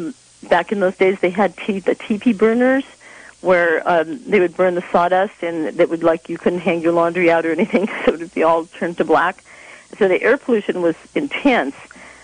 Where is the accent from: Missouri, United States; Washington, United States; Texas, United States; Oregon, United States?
Texas, United States; also born or lived in England / Iowa / Kansas / California; I was born in England and came to the States after World War II, right after it. And then we moved across the U.S. I grew up in Texas, Iowa, and Kansas, and my world was very flat and full of corn and wheat until we moved out to California